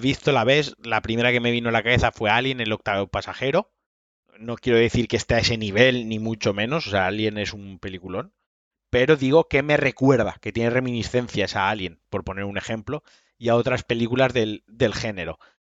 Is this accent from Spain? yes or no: yes; Valencian Community, Spain; soy valenciano